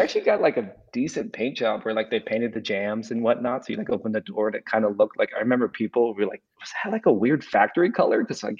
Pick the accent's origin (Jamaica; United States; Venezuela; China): United States; Las Vegas, Nevada; moved away as an adult; also born or lived in Provo, Utah; now in Kansas City, United States; I'm originally from Las Vegas. Lived there for 23 years until I guess 25 years until I went and started going to college. I went to UNLV in Las Vegas for a little bit, and then I transferred to BYU.